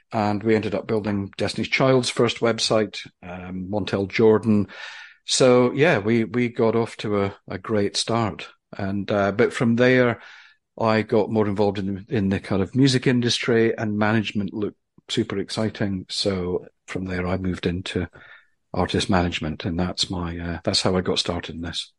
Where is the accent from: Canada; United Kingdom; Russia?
United Kingdom; Aberdeen, Scotland; now in London, United Kingdom; I'm from Aberdeen in Scotland